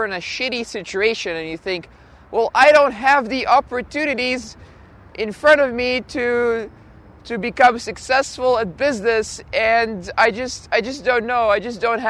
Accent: Belgium; also born or lived in Russia; ended up in Belgium. So I'm actually Belgian, even though I was born in Russia. And in Belgium, I just went through the normal, like, high school, primary school, college

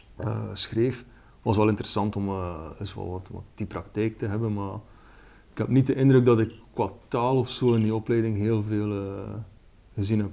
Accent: Ostend, Flanders, Belgium; kom uit België, van de Belgische kust, Oostende

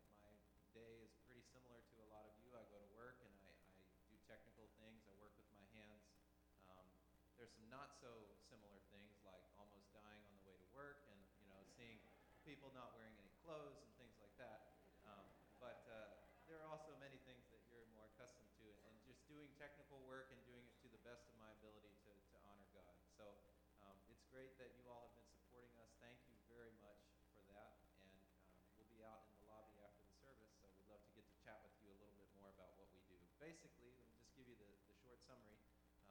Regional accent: East Coast, United States; moved away as an adult; now in Mozambique; I'm from the East Coast

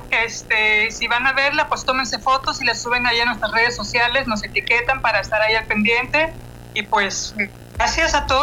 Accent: Coahuila, Mexico; also born or lived in Nuevo León; yo también soy originaria de Coahuila.

